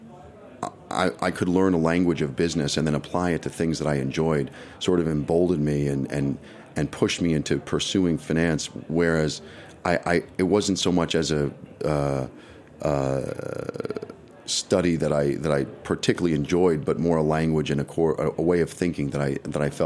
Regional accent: New York City, New York, United States; as a New Yorker and growing up on First Avenue in the 50s

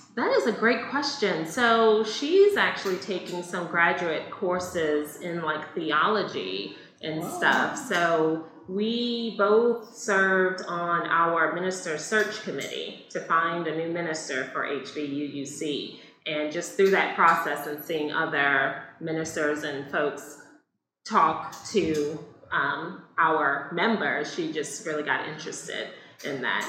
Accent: New Orleans, Louisiana, United States; also born or lived in Chapel Hill, North Carolina / Akron, Ohio; now in Kingsport, United States; I am originally from New Orleans, Louisiana

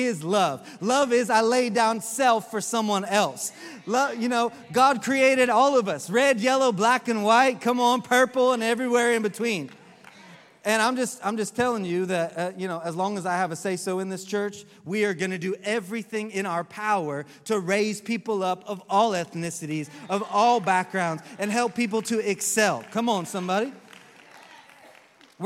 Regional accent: Oklahoma, United States; now in Orlando, United States; I grew up in Oklahoma

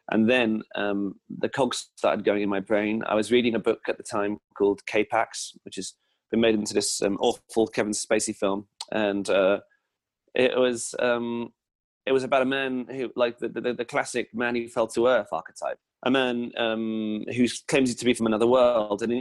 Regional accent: England, United Kingdom; And you know, as an English person, it's really strange to see weapons in general.

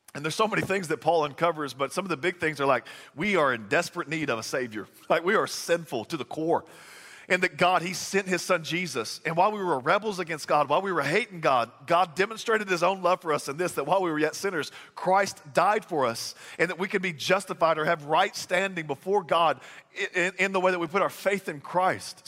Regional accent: Texas, United States; moved away; I'm from Texas

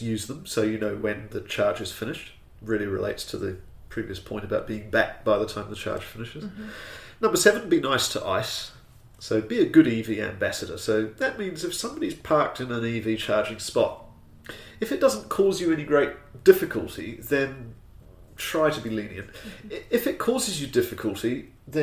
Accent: New Zealand; I, being a Kiwi

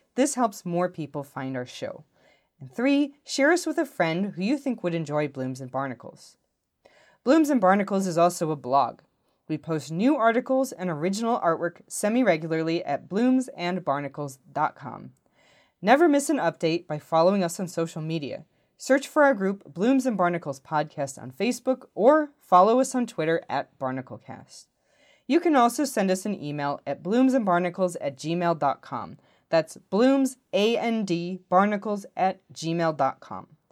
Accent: Midwest, United States; I'm from the Midwest

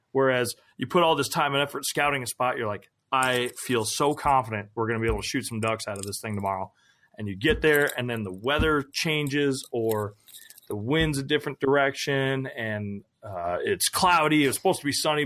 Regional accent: Minnesota, United States; growing up in Minnesota

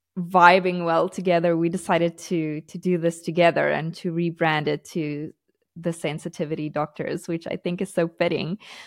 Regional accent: South Africa; now in Portugal; We moved to Portugal from South Africa, and I love South Africa. I love my South African culture, but unfortunately it's not the safest place to be.

